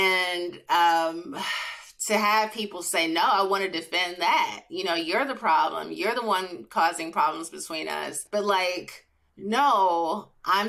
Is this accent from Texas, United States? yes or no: no; Chicago, Illinois, United States; I was from Chicago